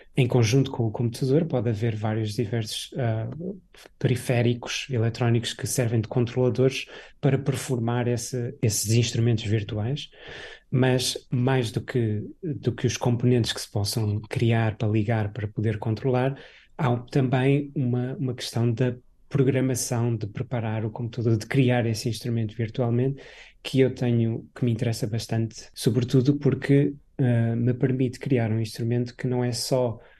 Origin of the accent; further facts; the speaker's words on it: Portugal; moved away as an adult; a vila onde eu, onde eu, onde eu cresci, no, no interior